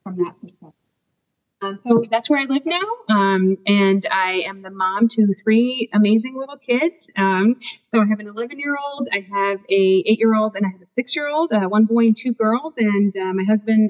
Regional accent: Washington, District of Columbia, United States; moved away as an adult; now in New Jersey, United States; I am originally from the Washington, D.C. area

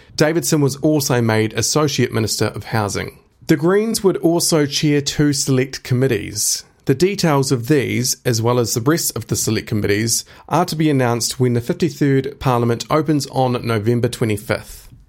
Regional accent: Timaru, Canterbury, New Zealand; I grew up in Timaru

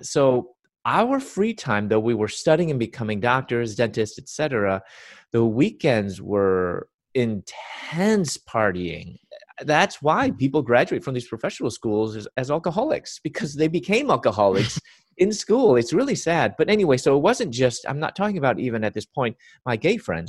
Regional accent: Chicago, Illinois, United States; I was born and raised in Chicago

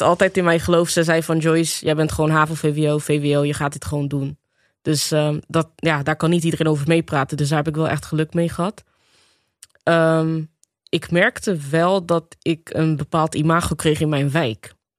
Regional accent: Rotterdam, South Holland, Netherlands; geboren en getogen in Rotterdam. Eh, opgegroeid in de Afrikanerwijk.

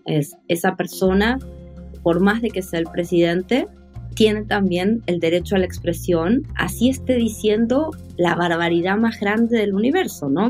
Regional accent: Argentina; soy de Argentina

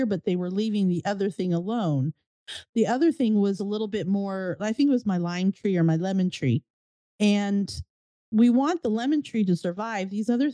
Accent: United States; moved away as an adult; now in Florida, United States; I grew up in Virginia, New Jersey

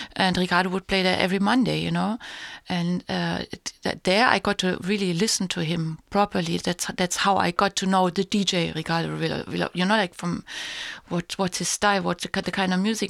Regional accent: Heidelberg, Baden-Württemberg, Germany; moved away; my hometown in Heidelberg

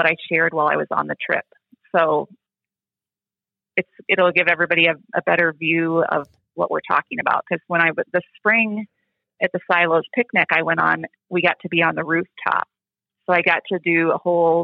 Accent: Texas, United States; moved away as an adult; also born or lived in Montana; now in Wisconsin, United States; I grew up in Texas for, the first 18 years of my life

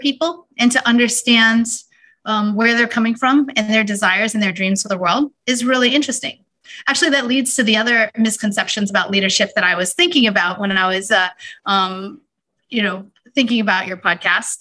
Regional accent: Houston, Texas, United States; moved away; when I was growing up in Houston, one of my passions when I was in high school

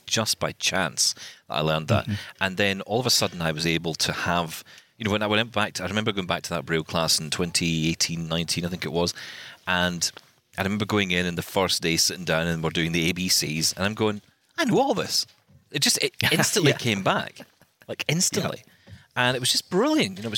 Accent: Scotland, United Kingdom; I'm Scottish

